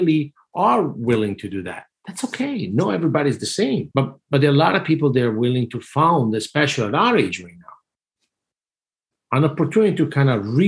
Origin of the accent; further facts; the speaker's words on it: Italy; moved away as an adult; growing up in Italy all my life.